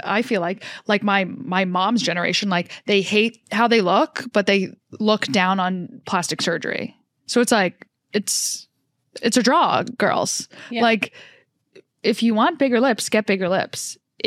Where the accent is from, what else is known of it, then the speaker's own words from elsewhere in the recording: Jersey Shore, New Jersey, United States; I grew up on the Jersey Shore and it was all Italian Guidos.